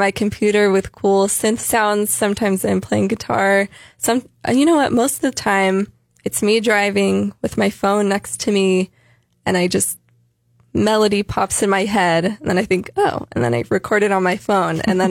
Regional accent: San Jose, California, United States; also born or lived in San Luis Obispo; I grew up in San Jose.

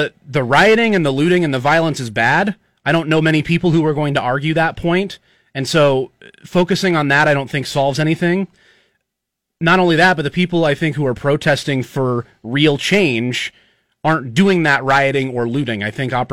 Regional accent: Nebraska, United States; We're born and raised in Nebraska. You had some time in Illinois for college, but born and raised in Nebraska, both of us.

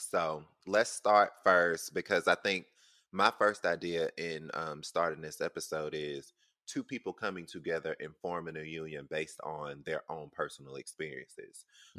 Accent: the South, United States; now in New York, United States; living in the South where children were seen and not heard.

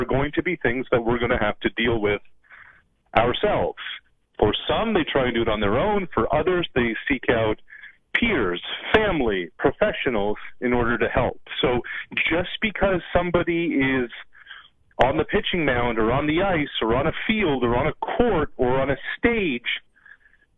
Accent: Nova Scotia, Canada; moved away as an adult; also born or lived in Quebec / Ontario; I grew up in Nova Scotia, I went to school in Quebec, worked in Quebec and Ontario

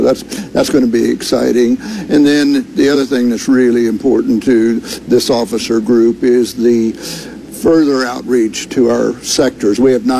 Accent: Dallas, Texas, United States; Dallas, which is my hometown.

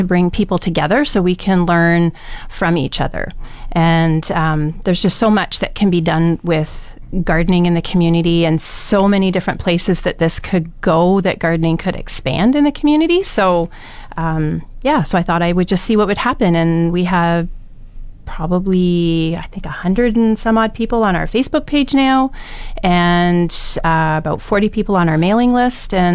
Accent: southern Ontario, Canada; moved away as an adult; now in Fort McMurray, Canada; Originally grew up in southern Ontario

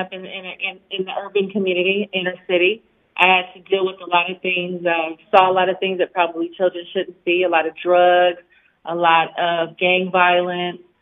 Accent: Los Angeles, California, United States; I grew up in South Central Los Angeles

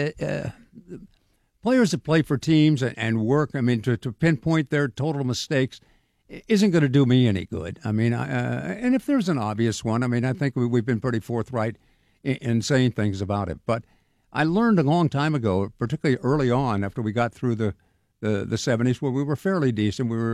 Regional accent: Sacramento, California, United States; moved away as an adult; now in Pittsburgh, United States; I grew up in Sacramento

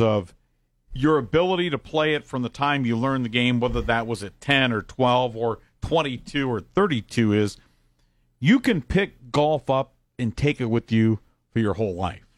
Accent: Columbus, Ohio, United States; when I was growing up in Columbus, it was back in the eighties

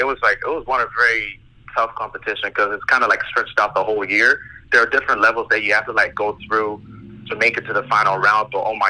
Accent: Fort McMurray, Alberta, Canada; also born or lived in Nigeria; I'm from Fort Mac, man. I grew up in Timberley.

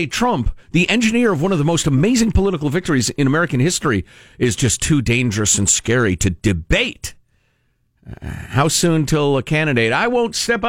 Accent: Ireland; Right, I'm an Irishman, so I know how to pronounce that weirdly.

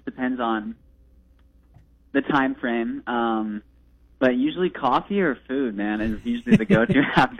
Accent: Midwest, United States; Being a Midwesterner myself

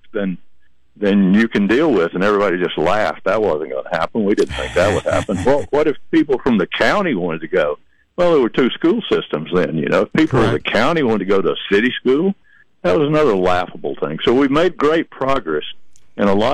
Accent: Georgia, United States; moved away as an adult; also born or lived in Alabama; now in Chattanooga, United States; I grew up in Georgia

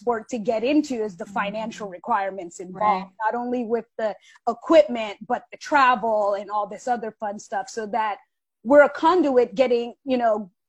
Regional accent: Washington, District of Columbia, United States; moved away as an adult; also born or lived in New York; I was born and raised in Southwest DC

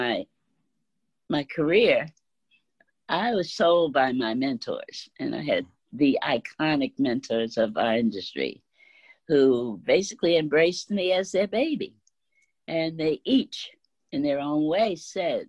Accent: New Jersey, United States; I'm from New Jersey.

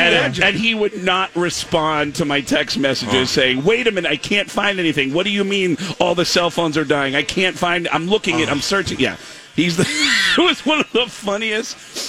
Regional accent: New York, United States; also born or lived in Arizona; now in Seattle, United States; I was born in New York, 10 miles from Yankee Stadium.

